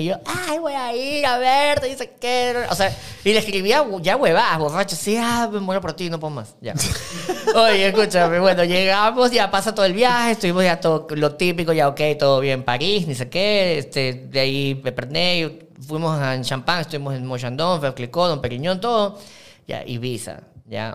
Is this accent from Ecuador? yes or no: yes; Ecuador; como todo ecuatoriano